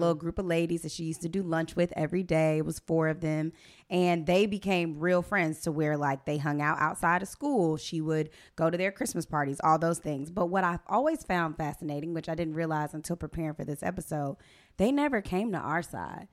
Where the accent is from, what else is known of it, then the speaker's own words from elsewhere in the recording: Atlanta, Georgia, United States; I am from the Atlanta, Georgia